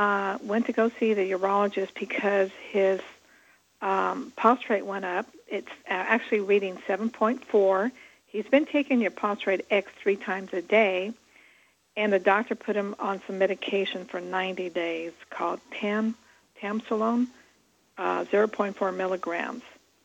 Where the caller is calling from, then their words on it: Southern California, United States; I'm calling from Southern California.